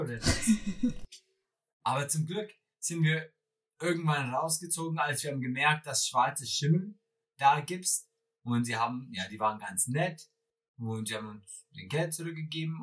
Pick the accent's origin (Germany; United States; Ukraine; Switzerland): United States; Wisconsin; German is a second language; moved away; ich komme aus Wisconsin